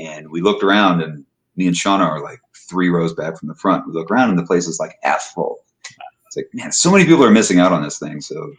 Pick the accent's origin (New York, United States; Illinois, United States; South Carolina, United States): Illinois, United States; Chicago; You know, we're from Chicago.